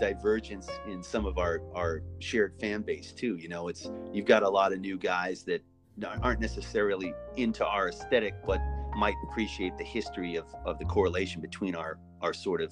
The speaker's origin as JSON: {"language": "English", "region": "Massachusetts", "country": "United States", "tie": "born or raised there", "also_born_or_lived": "Maine", "said": "My folks separated when I was 9. I moved to Massachusetts in 1980 from Maine"}